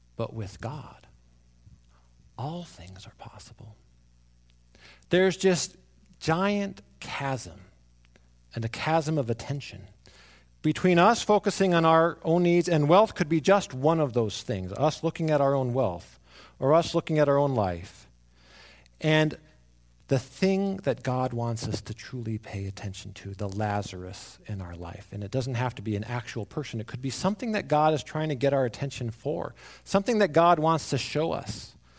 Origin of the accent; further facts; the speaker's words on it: Arizona, United States; I grew up in Arizona